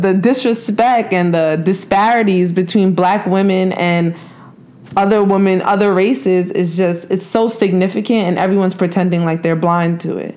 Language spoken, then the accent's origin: English; New York, United States; moved away; also born or lived in New Jersey; I grew up in New York